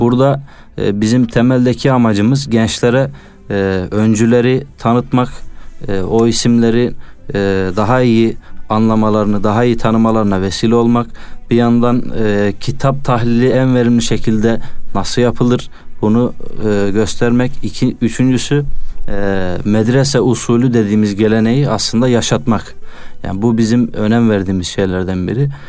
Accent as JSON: {"language": "Turkish", "town": "Çorum", "region": "Çorum Province", "country": "Turkey", "tie": "born or raised there", "also_born_or_lived": "Konya", "moved": "as an adult", "said": "95 Çorum doğumluyum"}